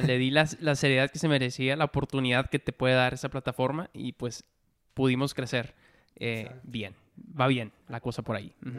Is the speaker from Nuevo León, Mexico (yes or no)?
yes; Monterrey, Nuevo León, Mexico; moved away as an adult; also born or lived in Mexico City; yo soy de Monterrey, ¿no? Estaba viviendo en Monterrey